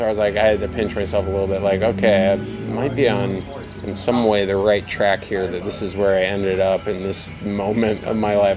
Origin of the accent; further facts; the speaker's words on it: New Hampshire, United States; also born or lived in Boston; now in Austin, United States; I grew up in New Hampshire where it's kind of provincial